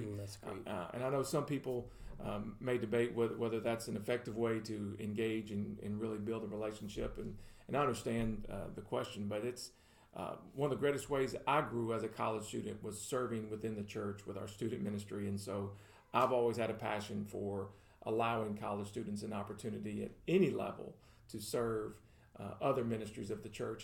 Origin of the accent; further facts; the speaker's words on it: Murfreesboro, Tennessee, United States; also born or lived in Louisiana; I was born in Louisiana, but I grew up here in Murfreesboro, consider this home uh, since the late 80s